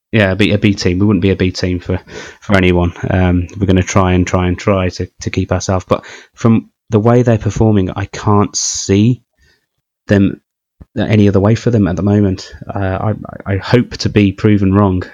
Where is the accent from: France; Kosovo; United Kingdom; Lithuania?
United Kingdom; as a British Formula One fan